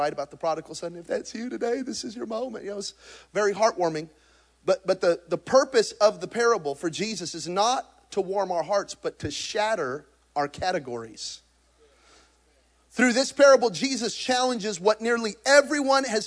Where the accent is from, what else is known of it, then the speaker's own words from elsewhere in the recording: New Mexico, United States; I'm from New Mexico. We're hunters and gatherers.